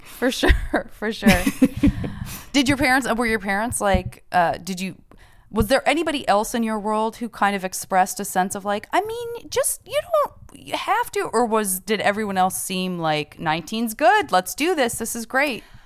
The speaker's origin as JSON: {"language": "English", "region": "Arizona", "country": "United States", "said": "I'm from Arizona."}